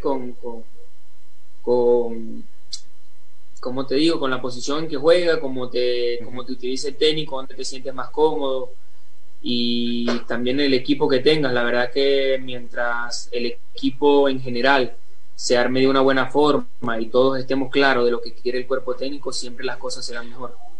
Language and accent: Spanish; Venezuela; moved away; el venezolano necesita visa para entrar a Ecuador